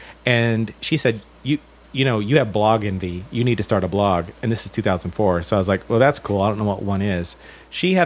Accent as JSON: {"language": "English", "region": "Alabama", "country": "United States", "tie": "born or raised there", "moved": "yes", "lives_now": "New York City, United States", "said": "I'm from the South. I'm from Alabama"}